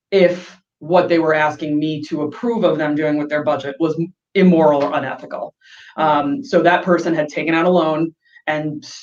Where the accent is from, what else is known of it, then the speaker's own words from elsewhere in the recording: East Coast, United States; because I'm from the East Coast, I have people visit me all the time, I want that second bedroom.